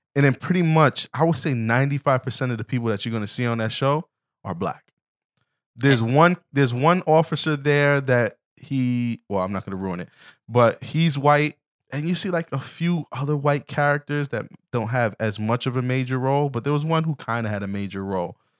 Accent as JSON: {"language": "English", "town": "New York City", "region": "New York", "country": "United States", "said": "I'm from the Bronx, but Harlem was actually a place I would run through often."}